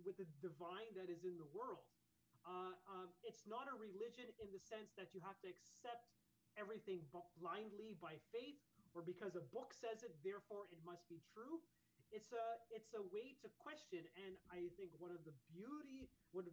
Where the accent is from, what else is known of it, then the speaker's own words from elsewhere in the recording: Canada; part of a Mandir atmosphere and growing up in Canada